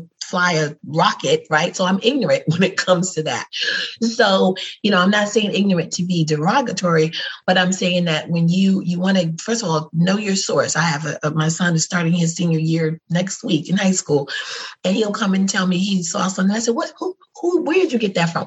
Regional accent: New York, United States; I'm born and raised in New York, but my people are from Alabama on both sides

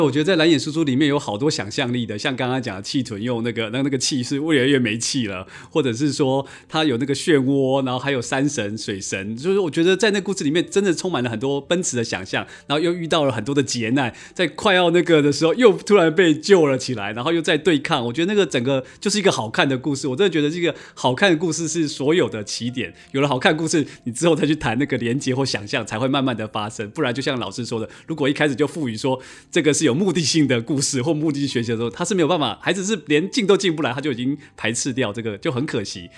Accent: Yilan County, Taiwan; 我在小时候在宜兰的河里面是可以抓到拉的

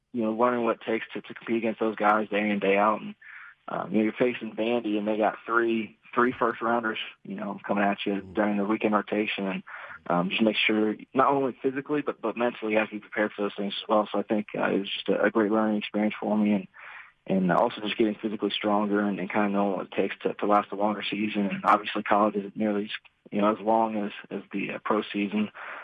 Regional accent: Gahanna, Ohio, United States; Yes, sir, Gahanna.

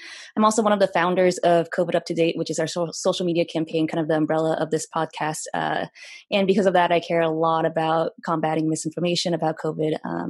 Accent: Portland, Oregon, United States; I'm a fourth year. I'm originally from Portland, Oregon

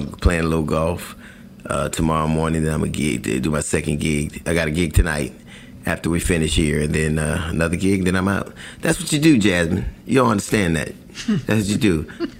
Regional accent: California, United States; it's not like I grew up in California with the beaches

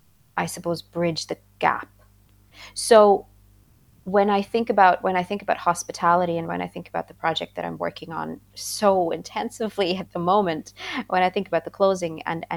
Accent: India; also born or lived in Austria; now in Ireland; So I grew up in India for a time, and then I lived in Austria, and now I live in Ireland.

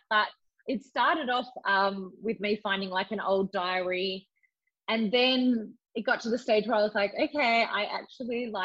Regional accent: England, United Kingdom; moved away; I grew up in England.

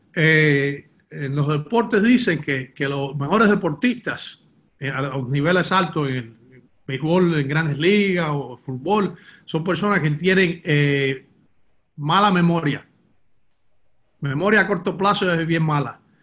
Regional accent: Miami, Florida, United States; nací en Miami, nací y me crié en Miami, de padres cubanos, pero nací en Miami

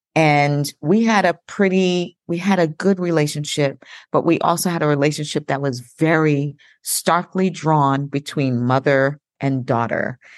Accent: Long Island, New York, United States; I'm from Long Island, New York

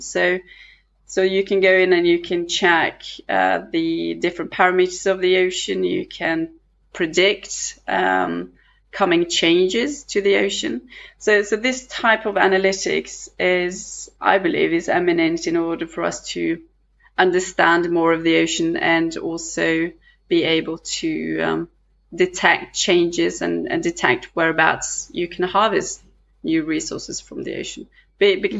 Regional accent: Western Norway, Norway; we come from a tiny island in the midwest coast of Norway that is surrounded with oceans

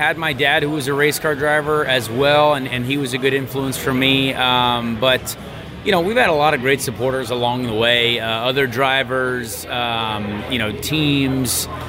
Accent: Indianapolis, Indiana, United States; First memory ever would obviously be at the Indianapolis Motor Speedway. I mean, this is where I grew up. This is my hometown.

